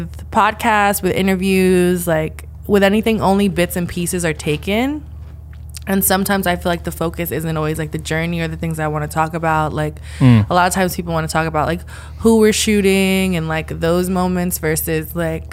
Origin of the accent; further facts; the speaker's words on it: New York City, New York, United States; born and raised in the Bronx, and I still live in the Bronx now